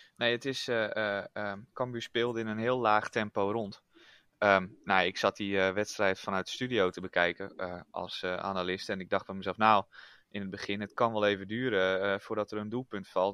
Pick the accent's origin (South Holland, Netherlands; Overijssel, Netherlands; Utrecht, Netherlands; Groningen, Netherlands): Groningen, Netherlands; ik kom dan niet uit Friesland officieel, maar uit Groningen